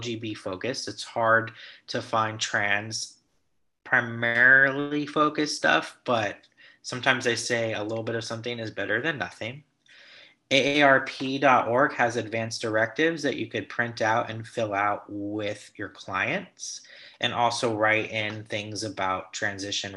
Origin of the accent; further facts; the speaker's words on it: Los Angeles, California, United States; accent: Valley Boy; I'm based in Los Angeles, born and raised. You can't tell by my Valley Boy accent